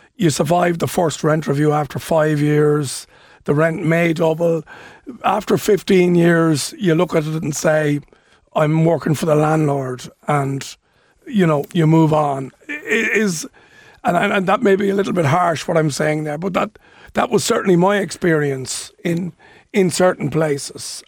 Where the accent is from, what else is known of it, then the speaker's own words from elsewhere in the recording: Dún Laoghaire, Leinster, Ireland; in my hometown of Dunleary